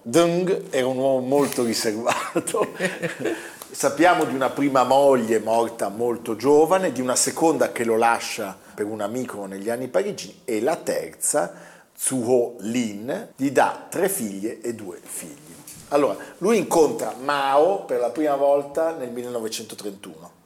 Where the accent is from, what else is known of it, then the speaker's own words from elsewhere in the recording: Milan, Lombardy, Italy; da milanesi